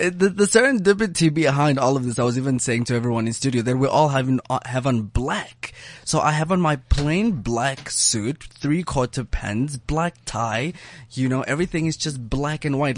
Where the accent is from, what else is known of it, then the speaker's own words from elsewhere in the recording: South Africa; Being South African